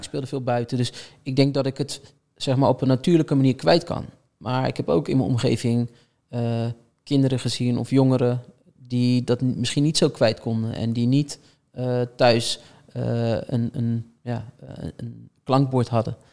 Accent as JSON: {"language": "Dutch", "town": "Rotterdam", "region": "South Holland", "country": "Netherlands", "tie": "born or raised there", "said": "ik kom uit Rotterdam. Ik woonde aan de oostkant van Rotterdam."}